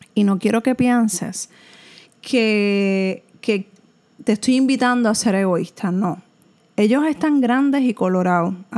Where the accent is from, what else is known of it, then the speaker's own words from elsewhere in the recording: Puerto Rico; En Puerto Rico aunque somos un territorio americano